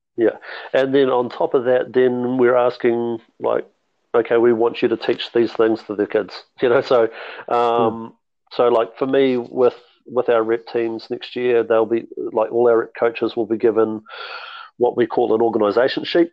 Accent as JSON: {"language": "English", "town": "Mount Maunganui", "region": "Bay of Plenty", "country": "New Zealand", "tie": "born or raised there", "also_born_or_lived": "Hamilton / Auckland", "moved": "as an adult", "lives_now": "Southland, New Zealand", "said": "originally I'm a Mount Maunganui boy. Um, so I grew up in Mount Maunganui"}